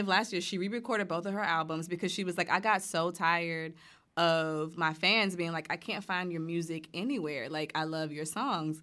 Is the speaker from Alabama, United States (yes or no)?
yes; Montgomery, Alabama, United States; I'm from Alabama, born and raised in Montgomery